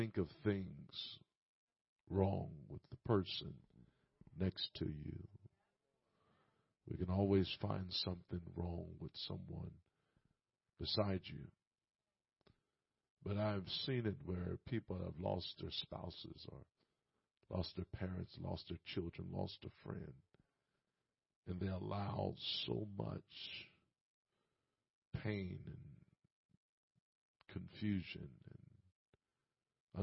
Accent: Indianapolis, Indiana, United States; I'm from Indianapolis

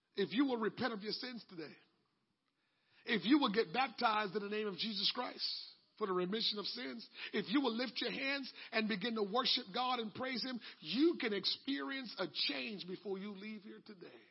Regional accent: Jamaica; moved away; When I grew up in Jamaica and you want to get baptized, you had to bring your own clothes.

